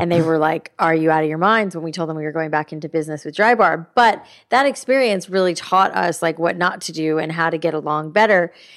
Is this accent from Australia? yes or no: no; South Florida, United States; I grew up in South Florida